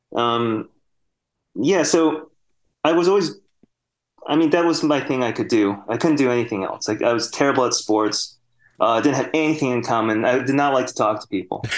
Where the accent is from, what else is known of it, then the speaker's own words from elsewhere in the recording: Sterling Heights, Michigan, United States; moved away; also born or lived in New Zealand; I grew up in Michigan